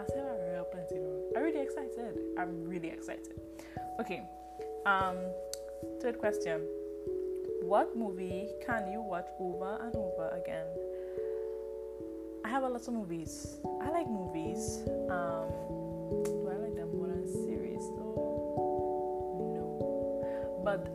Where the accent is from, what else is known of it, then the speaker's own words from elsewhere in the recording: Trinidad & Tobago; I am from Trinidad and Tobago, the beautiful, beautiful, beautiful, beautiful